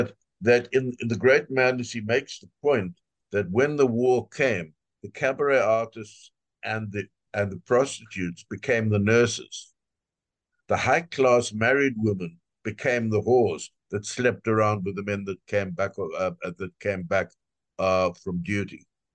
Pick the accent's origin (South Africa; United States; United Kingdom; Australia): South Africa; I'm from South Africa